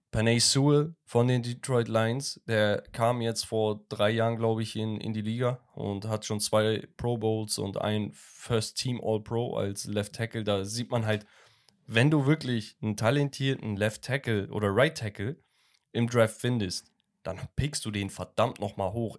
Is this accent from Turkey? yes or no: yes; Turkey; in meiner Heimatstadt in der Türkei